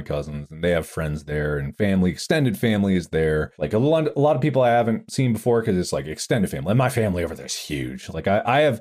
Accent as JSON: {"language": "English", "country": "United States", "tie": "born or raised there", "said": "I'm half Korean, but obviously I grew up in America"}